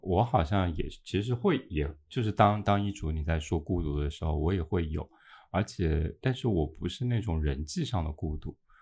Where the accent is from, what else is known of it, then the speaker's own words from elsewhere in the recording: China; 我们大陆这一边